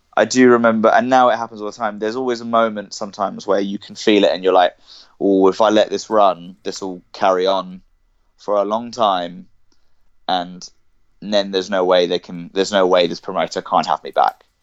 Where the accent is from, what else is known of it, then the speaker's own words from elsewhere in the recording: Cambridge, East of England, United Kingdom; I was born in I was born in Cambridge and I grew up there